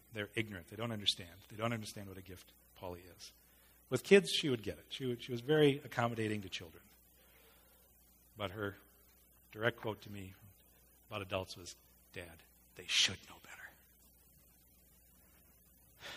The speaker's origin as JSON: {"language": "English", "country": "United States", "said": "an American male"}